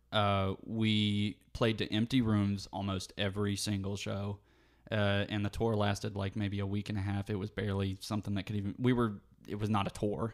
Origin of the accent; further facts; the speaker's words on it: West Virginia, United States; moved away as an adult; now in Savannah, United States; I've lived here for the first twenty-two years of my life. I don't wanna leave my hometown.